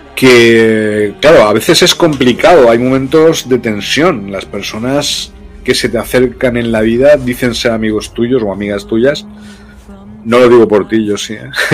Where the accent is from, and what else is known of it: Loja, Andalusia, Spain; born or raised there; moved away as an adult; also born or lived in Brazil